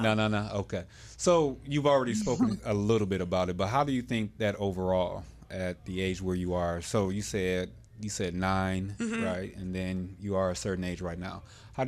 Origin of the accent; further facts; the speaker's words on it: Bedford, Ohio, United States; growing up here in Ohio. I had a different experience, although we were in the same city and we're all in the same age bracket. Growing up in Bedford